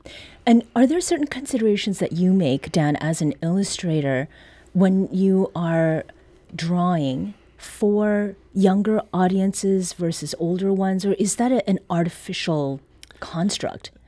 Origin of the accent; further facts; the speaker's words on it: Canada; now in Missouri, United States; Growing up in Canada